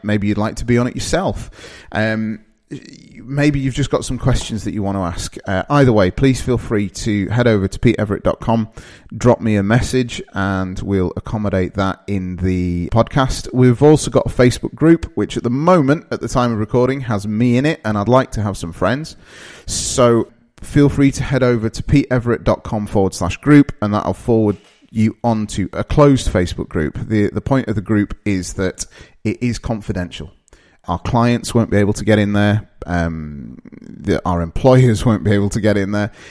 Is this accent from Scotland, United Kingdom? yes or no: no; Darlington, North East England, United Kingdom; also born or lived in Midlands; now in Sheffield, United Kingdom; I'm originally from a place called Darlington, which is in the northeast of England.